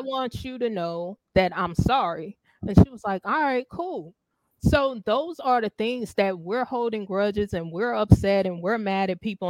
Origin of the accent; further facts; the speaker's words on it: the South, United States; I'm from the South